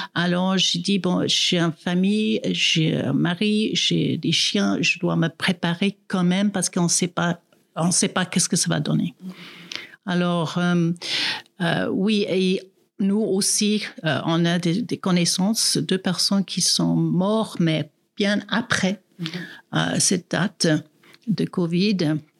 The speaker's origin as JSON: {"language": "French", "country": "South Africa", "tie": "born or raised there", "second_language": "French", "moved": "yes", "lives_now": "Grand-Saconnex, Switzerland", "said": "je suis née en Afrique du Sud, mais ça fait plus que 30 ans que j'habite en Suisse"}